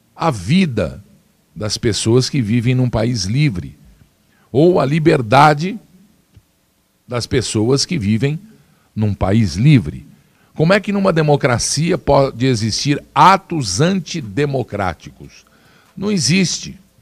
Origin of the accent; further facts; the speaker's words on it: Brazil; Todos nós somos brasileiros